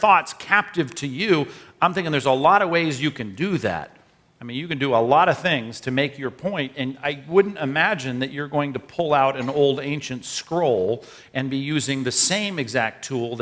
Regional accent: Long Beach, California, United States; a latchkey kid when I was growing up in Long Beach

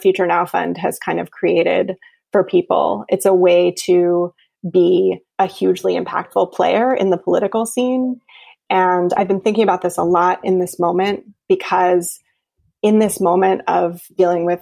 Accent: North Carolina, United States; my home state of North Carolina in Raleigh

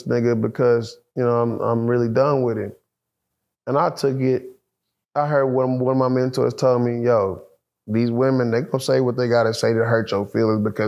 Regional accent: Dallas, Texas, United States; I come from Oak Cliff

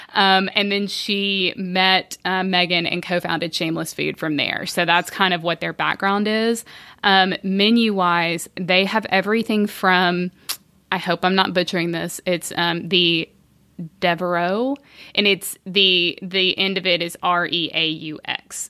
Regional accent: Bentonville, Arkansas, United States; I'm from Bentonville, you know, Walmart

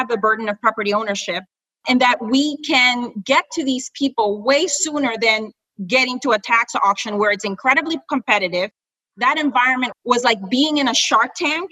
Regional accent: Honduras; moved away as an adult; now in United States; I am originally from Honduras. I'm an immigrant from Central America. I came here in 1995

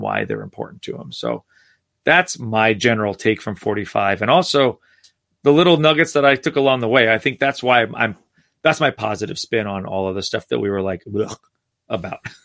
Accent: New Jersey, United States; I grew up in New Jersey

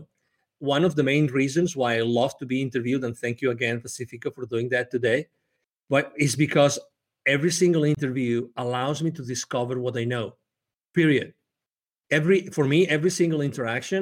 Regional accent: close to Barcelona, Catalonia, Spain; English is a second language; moved away as an adult; also born or lived in United Kingdom / Mexico; born close to Barcelona in Spain

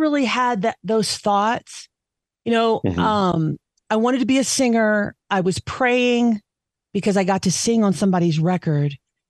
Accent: Shreveport, Louisiana, United States; moved away as an adult; also born or lived in Orlando / New Jersey; I was born there and raised there, lived there for 17 years. And with my mom and dad, same parents, same house, just had a kind of a stable childhood.

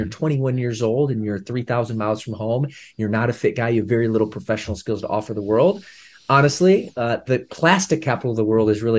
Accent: Midwest, United States; like I said, I'm from the Midwest, great place, amazing people, just not the fitness capital.

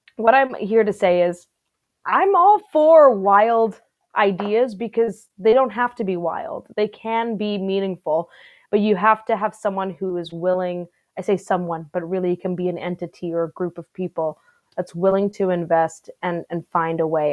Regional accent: South Africa; now in Canada; I grew up in South Africa

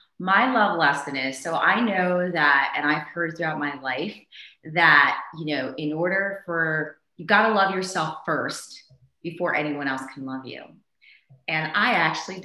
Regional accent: Maryland, United States; also born or lived in Zambia; I was just a normal kid growing up in Maryland

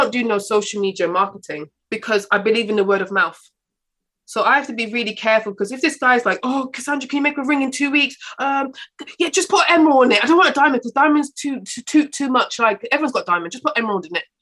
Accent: Jamaica; as a black woman or you know Africa being Jamaican

